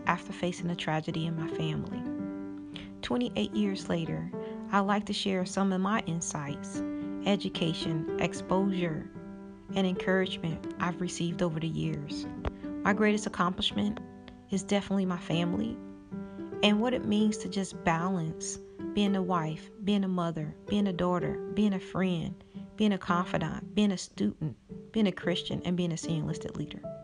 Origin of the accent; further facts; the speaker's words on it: Chicago, Illinois, United States; moved away as an adult; I was born and raised in Chicago, Illinois